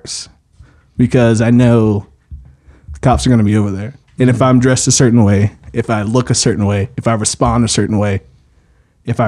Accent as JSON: {"language": "English", "town": "Oklahoma City", "region": "Oklahoma", "country": "United States", "said": "I am black and I'm from Oklahoma City"}